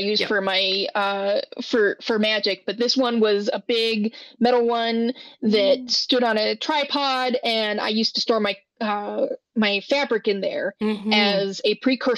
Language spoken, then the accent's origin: English; Wyoming, United States; I grew up in Wyoming, and I'm glad to be back